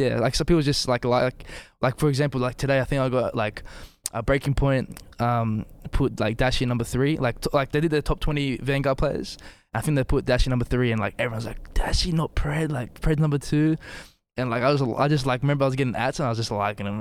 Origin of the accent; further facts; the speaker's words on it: Australia; also born or lived in Bosnia and Herzegovina; I'm Australian and Bosnian